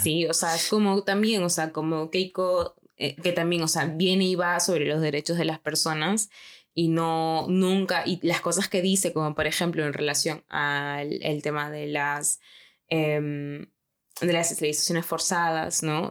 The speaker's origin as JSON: {"language": "Spanish", "region": "Lima", "country": "Peru", "moved": "yes", "said": "yo como, como limeña"}